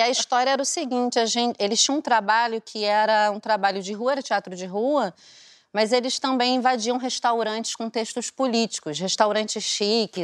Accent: Aracaju, Sergipe, Brazil; moved away; eu sou de Aracaju, né? Eu morava em Aracaju na época

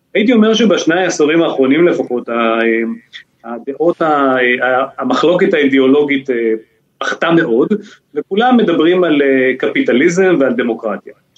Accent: Israel; בתור ישראלי

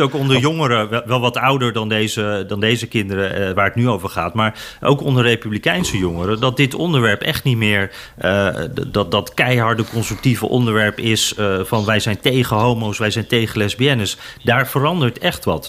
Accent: Netherlands; als Nederlander

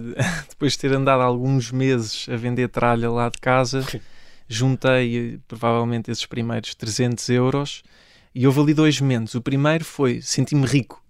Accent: Ourém, Santarém District, Portugal; Comecei no clube da minha terra, no Oriense

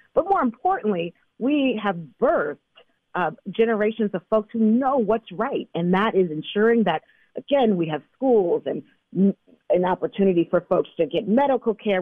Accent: Bay Area, California, United States; as a young person growing up in the Bay Area

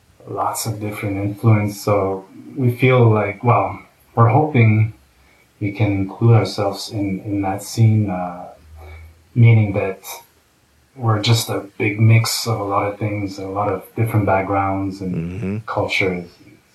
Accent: Montreal, Quebec, Canada; because I grew up in Montreal and in and out of Montreal and around Montreal

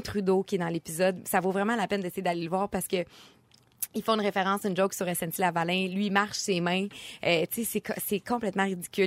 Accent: Quebec, Canada

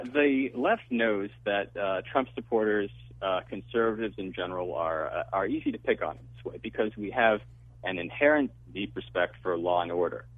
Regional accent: Connecticut, United States; I grew up in Connecticut in an extremely uh, leftist area

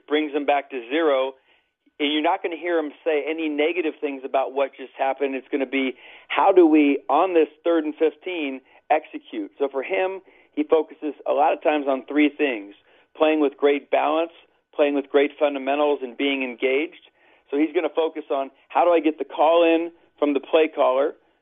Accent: Lakewood, Washington, United States; also born or lived in Los Angeles, California / Bradenton, Florida; I'm born and raised in Lakewood, Washington.

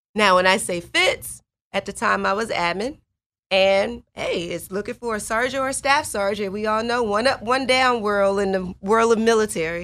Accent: Chicago, Illinois, United States; moved away as an adult; I grew up on the South Side of Chicago

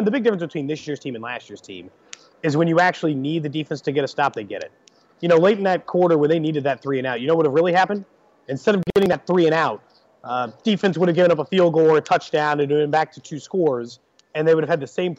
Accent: Kansas City, Missouri, United States; I'm from Kansas City. I was born there.

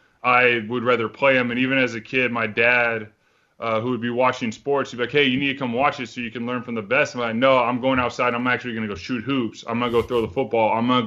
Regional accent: Texas, United States; Yeah, I mean, sports in Texas are huge.

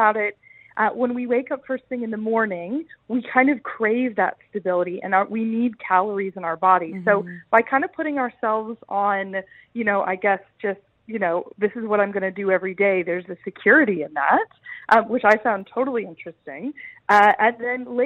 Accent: United States; I'm from the States

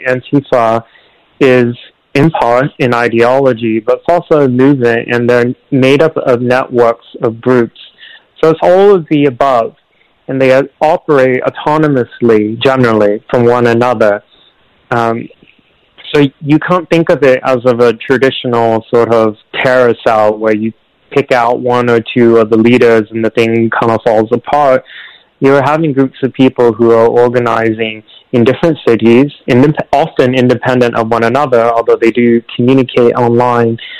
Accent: Portland, Oregon, United States; the streets of my hometown, the streets of the of the place that I grew up

